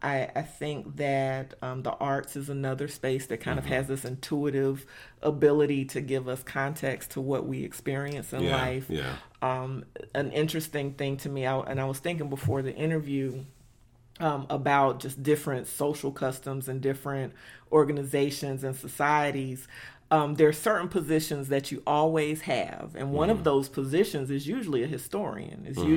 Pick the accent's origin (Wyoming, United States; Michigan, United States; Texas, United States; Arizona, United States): Texas, United States; Dallas-Fort Worth; everyday reality for young black girls growing up in Dallas-Fort Worth, we might be in a different position as it relates to how we utilize philanthropy because we grew up.